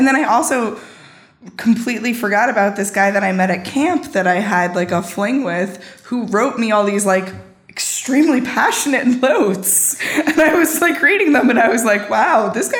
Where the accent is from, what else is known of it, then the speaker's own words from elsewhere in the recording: Garden City, New York, United States; I grew up in Garden City on Long Island.